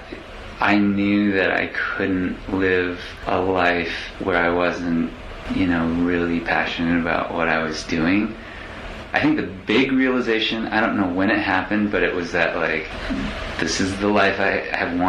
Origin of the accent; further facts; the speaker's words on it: Minnesota, United States; moved away as an adult; I loved growing up in Minnesota